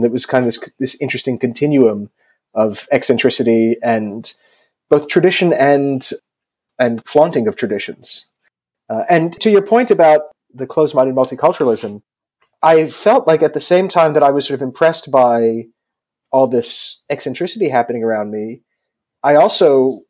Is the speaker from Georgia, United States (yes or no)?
no; New York, United States; also born or lived in England; now in United Kingdom; growing up in New York.